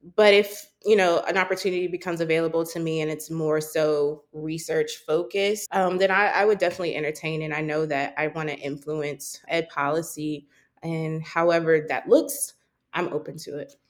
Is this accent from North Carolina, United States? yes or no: yes; Charlotte, North Carolina, United States; moved away as an adult; also born or lived in New York City; I grew up in Charlotte, North Carolina